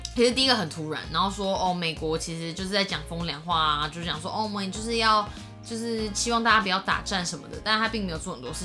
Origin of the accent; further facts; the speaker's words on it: Taiwan; 我们台湾人的自我意识也是很强的